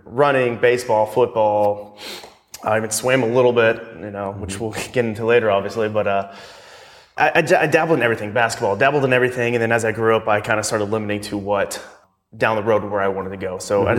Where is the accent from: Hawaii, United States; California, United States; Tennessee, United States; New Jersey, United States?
Tennessee, United States; So I grew up in Tennessee. I'm from close to Nashville area, a little bit, about 50 miles south of it. So I grew up in very rural Tennessee, grew up on a river.